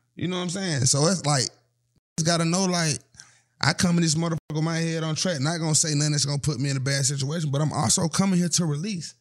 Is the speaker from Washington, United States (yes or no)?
no; Atlanta, Georgia, United States; I'm from Atlanta